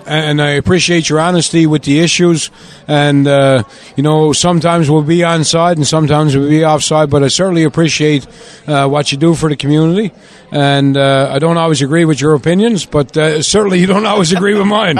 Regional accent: St. John's, Newfoundland and Labrador, Canada; born or raised there; moved away

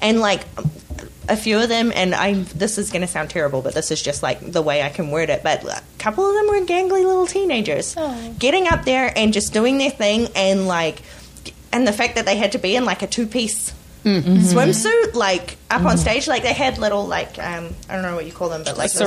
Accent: New Zealand; now in Canada; I grew up in New Zealand

